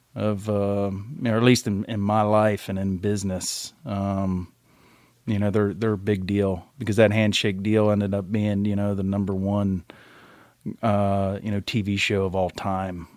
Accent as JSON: {"language": "English", "region": "Maryland", "country": "United States", "tie": "born or raised there", "also_born_or_lived": "Montgomery, Alabama", "said": "was born in Montgomery, Alabama. and we kinda worked our way up the East Coast, spent most of my life in, in Maryland, where my mom and dad were"}